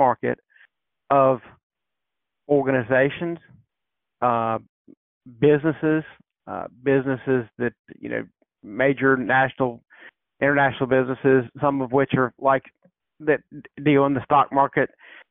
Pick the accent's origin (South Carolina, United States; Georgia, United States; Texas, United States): South Carolina, United States; I grew up in South Carolina.